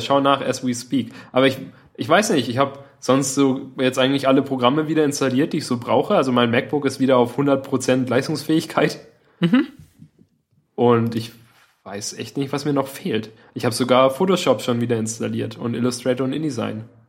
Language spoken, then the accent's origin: German; Southern Germany, Germany; wir kannten ja Berge als, als Süddeutsche